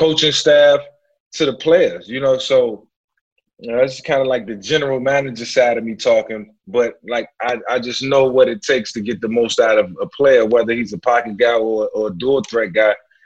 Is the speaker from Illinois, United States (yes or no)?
no; Newport News, Virginia, United States; I grew up in Newport News